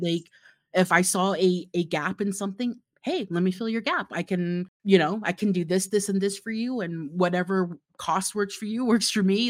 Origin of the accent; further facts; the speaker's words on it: Florida, United States; now in Utah, United States; I grew up in Florida, and currently I live in Utah